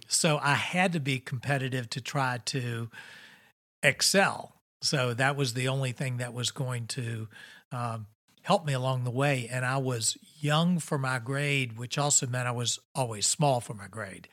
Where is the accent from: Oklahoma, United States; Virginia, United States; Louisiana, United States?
Virginia, United States; Richmond; I grew up here in Richmond, Virginia